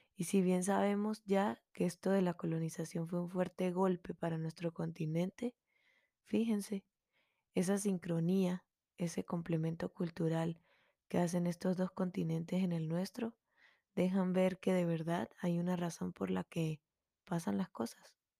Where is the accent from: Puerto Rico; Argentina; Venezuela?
Venezuela; una músico melómana venezolana